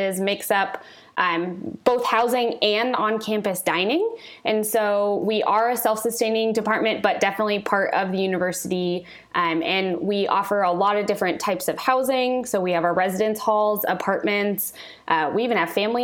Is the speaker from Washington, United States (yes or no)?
yes; Kirkland, Washington, United States; I am from Kirkland